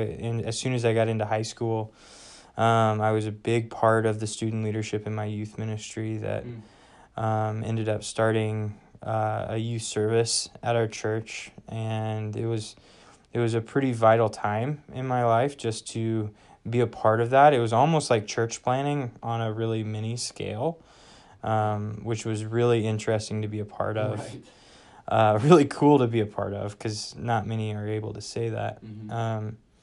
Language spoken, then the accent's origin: English; Wichita, Kansas, United States; moved away as an adult; I am from Wichita, Kansas, and grew up there, was there for 18 years.